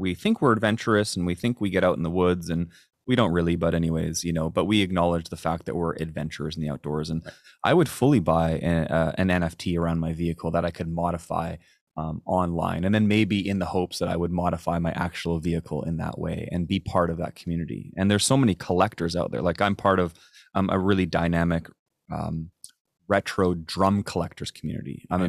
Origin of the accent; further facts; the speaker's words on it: Chilliwack, British Columbia, Canada; No, absolutely there is. I am from Chilliwack.